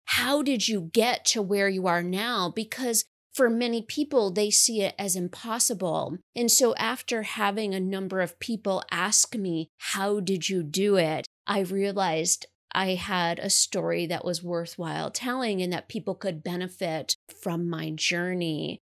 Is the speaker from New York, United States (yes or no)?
yes; New York, United States; I currently live in the capital region in New York, and I was born and raised in New York